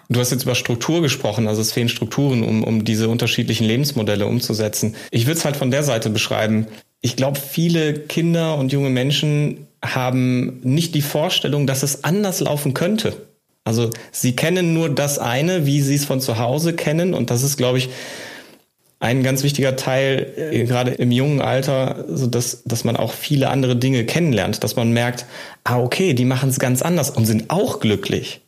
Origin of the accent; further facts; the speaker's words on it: Germany; bei uns in Deutschland